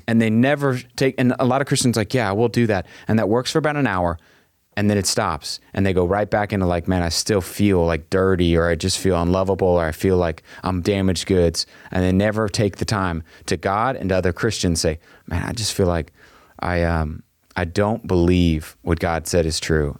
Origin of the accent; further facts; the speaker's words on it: Texas, United States; I am a Texan